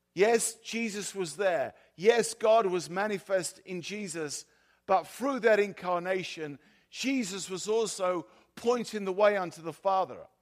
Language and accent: English; South of England, United Kingdom; accent: South of England; also born or lived in California; now in Sweden; my, my accent is, is from the South of England, not the South of the U S